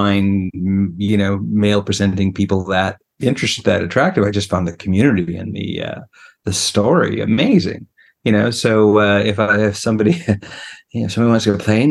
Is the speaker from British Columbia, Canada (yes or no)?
yes; British Columbia, Canada; now in Quebec, Canada; I grew up on the West Coast in BC, and I'm Canadian